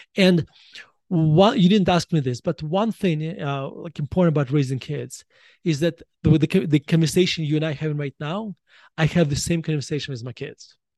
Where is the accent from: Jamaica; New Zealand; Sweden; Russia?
Russia; moved away as an adult; now in United States; the education system I was exposed to when I was growing up in Russia